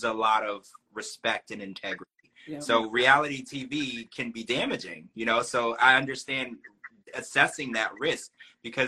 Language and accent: English; Baton Rouge, Louisiana, United States; I grew up in Baton Rouge.